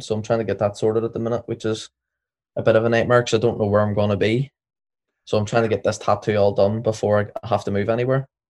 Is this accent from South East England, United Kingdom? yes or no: no; Northern Ireland, United Kingdom; we're from Northern Ireland